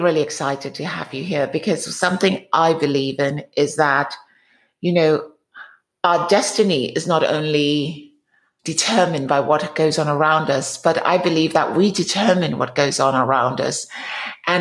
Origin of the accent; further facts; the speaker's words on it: England, United Kingdom; now in United States; I'm from England, and my parents, at least one of my parents, is from Africa.